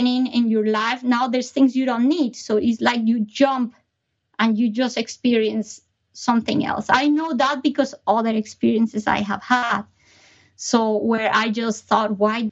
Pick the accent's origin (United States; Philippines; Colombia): Colombia; moved away; I was born in Colombia